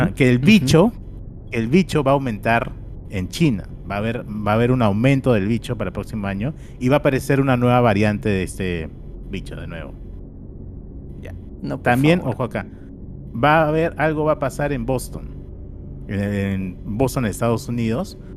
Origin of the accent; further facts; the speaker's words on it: Peru; los peruanos